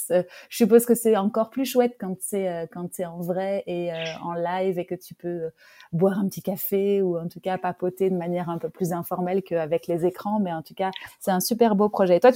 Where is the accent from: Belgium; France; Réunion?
Belgium